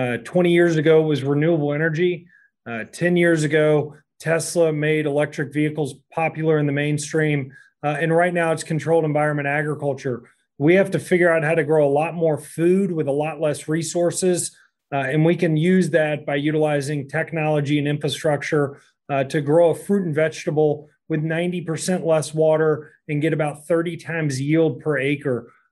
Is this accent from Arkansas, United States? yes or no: no; Kentucky, United States; I'm from Kentucky